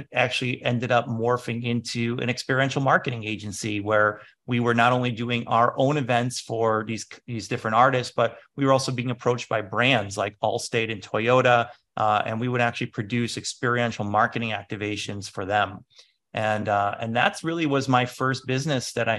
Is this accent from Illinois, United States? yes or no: yes; Chicago, Illinois, United States; I'm from Chicago, and there was the whole Chicago house music movement happening